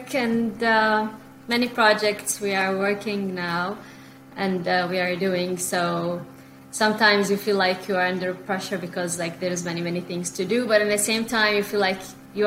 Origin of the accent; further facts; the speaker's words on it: Bahrain; moved away as an adult; also born or lived in United Kingdom / Egypt / Beirut, Lebanon; now in Canada; I'm a journalist. I'm from Bahrain actually.